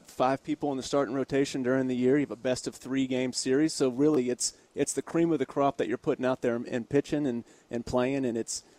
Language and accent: English; Tampa, Florida, United States; moved away as an adult; also born or lived in Hanover County, Virginia; now in Richmond, United States; So I was born and raised in Tampa, Florida, and then came up to William & Mary for college